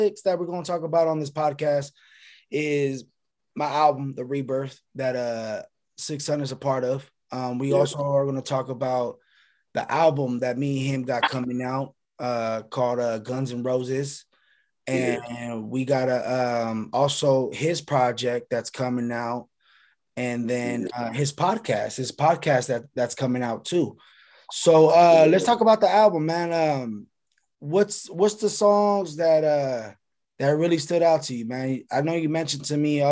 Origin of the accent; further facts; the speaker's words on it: Sacramento, California, United States; now in Southern California, United States; I'm from Sacramento, you know, and I stay in SoCal, but you know, my roots are up north